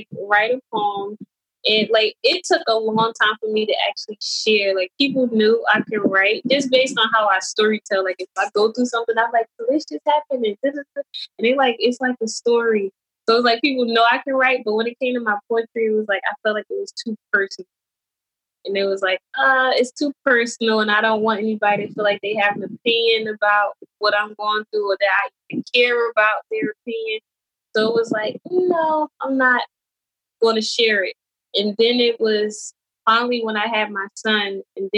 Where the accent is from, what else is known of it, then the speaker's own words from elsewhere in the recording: North New Jersey, United States; I'm from North New Jersey, born and raised